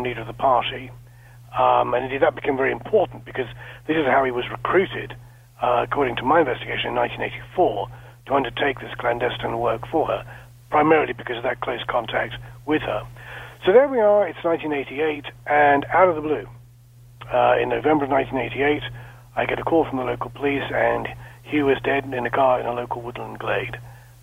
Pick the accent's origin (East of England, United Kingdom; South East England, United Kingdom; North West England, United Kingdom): South East England, United Kingdom; small town just west of London; I was born and raised in a small town just west of London, about 11,000 people